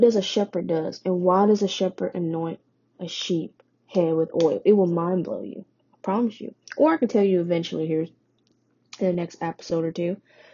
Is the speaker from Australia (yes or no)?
no; Vietnam; moved away; I was born in Vietnam. I am Vietnamese